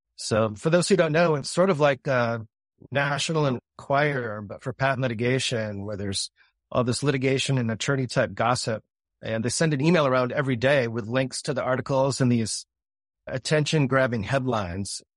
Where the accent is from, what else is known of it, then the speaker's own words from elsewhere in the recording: Grand Rapids, Michigan, United States; now in Dallas, United States; I grew up in Grand Rapids, Michigan, and my dad was an attorney